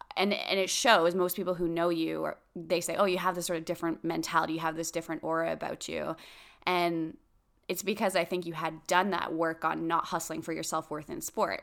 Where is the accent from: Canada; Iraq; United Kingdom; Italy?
Canada; we're Canadian